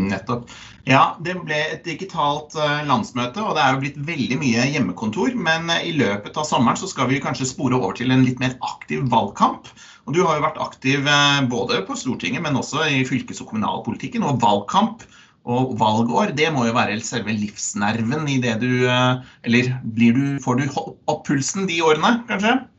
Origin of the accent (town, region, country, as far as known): Norway